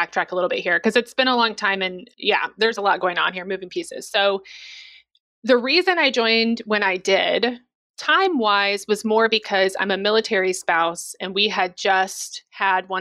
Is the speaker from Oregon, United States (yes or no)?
no; Missouri, United States; moved away; I'm also from Missouri.